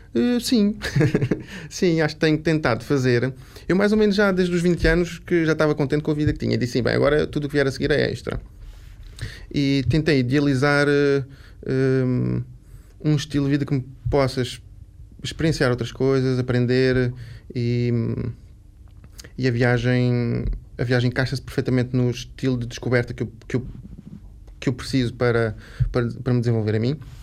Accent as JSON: {"language": "Portuguese", "region": "Lisbon", "country": "Portugal", "tie": "born or raised there", "also_born_or_lived": "Algarve / Évora", "said": "sou de Lisboa, nasci em Lisboa, tive a minha infância toda aqui"}